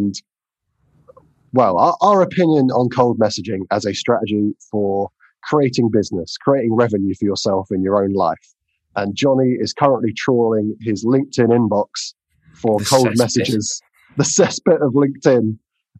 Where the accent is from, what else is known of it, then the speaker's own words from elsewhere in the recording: England, United Kingdom; I'm English